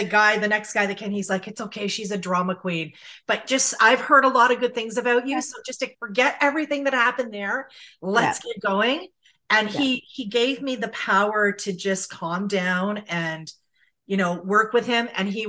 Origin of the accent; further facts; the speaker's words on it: St. Catharines, Ontario, Canada; I'm from St. Catharines